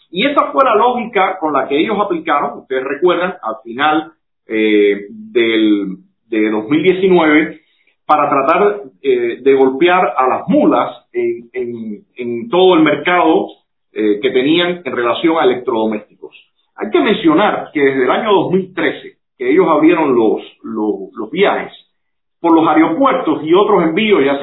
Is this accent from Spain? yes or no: no; Cuba; quienes están sosteniendo al sistema somos nosotros los cubanos.